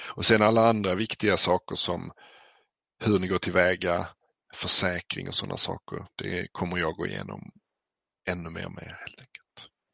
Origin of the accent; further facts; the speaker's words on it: Skåne, Sweden; jag är själv uppväxt i Skåne